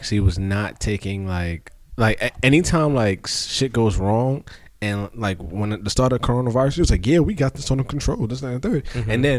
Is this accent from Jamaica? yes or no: yes; Jamaica; I'm Jamaican.